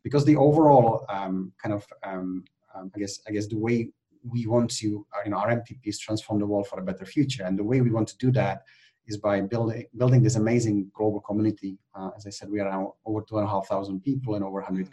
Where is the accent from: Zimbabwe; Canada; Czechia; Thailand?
Czechia; also born or lived in United Kingdom; now in Spain; I'm actually originally from the Czech Republic. Um, I was born in Czechoslovakia at the time